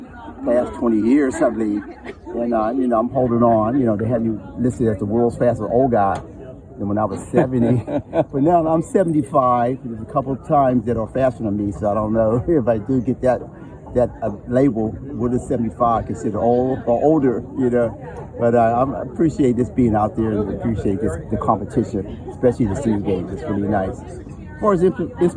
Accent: Pittsburgh, Pennsylvania, United States; I'm from Pittsburgh. You know, I started my track career right here in Pittsburgh, so it's nice to be home

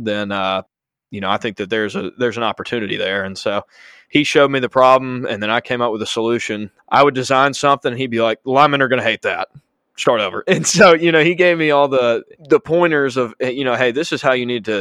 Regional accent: Chelsea, Alabama, United States; I'm originally from Birmingham, just out of Birmingham called Chelsea, and grew up

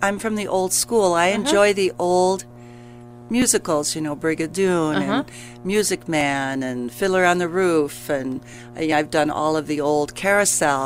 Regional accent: Grand Rapids, Michigan, United States; moved away as an adult; now in Kalamazoo, United States; I grew up in Grand Rapids

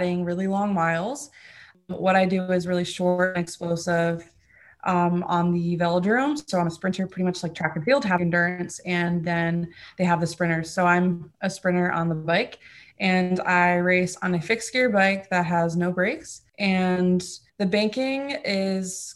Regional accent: Fort Lauderdale, Florida, United States; first language German; English is a second language; also born or lived in Mannheim, Germany; I was born in Mannheim, Germany. My dad is German. My mom is actually American. And I lived there until I was six. And it was actually my first language. And then we went over to Fort Lauderdale, Florida

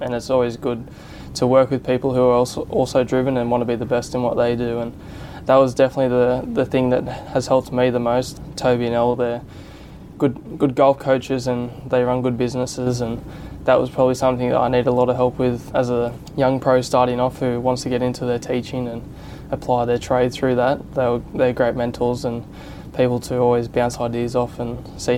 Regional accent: Central Coast, New South Wales, Australia; moved away as an adult; now in Kiama, Australia; I was originally from the Central Coast, and 4 years ago I moved down here full time

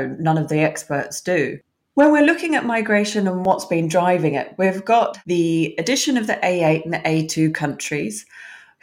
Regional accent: Australia; moved away as an adult; now in United Kingdom; I'm originally Australian myself. I migrated to the UK when I was 21.

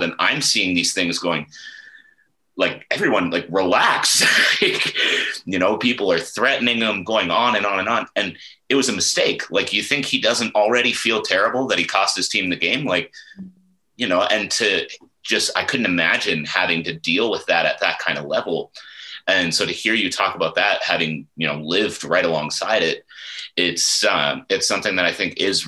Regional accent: Ottawa, Ontario, Canada; I grew up in Ottawa

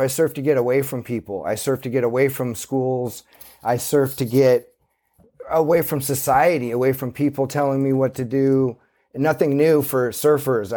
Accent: Santa Cruz, California, United States; born or raised there

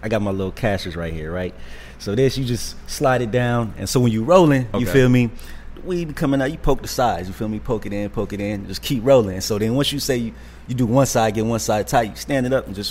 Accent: Virginia, United States; moved away; See, I'm from Virginia and stuff, so I was up there in Virginia

